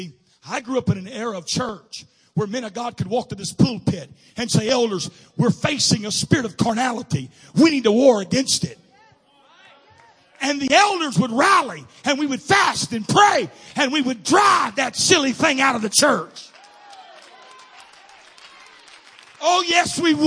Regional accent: Missouri, United States; I'm from Missouri

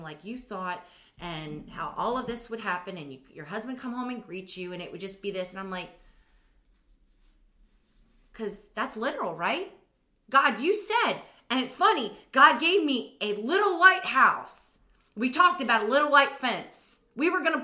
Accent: United States; I'll just put it on myself as an American

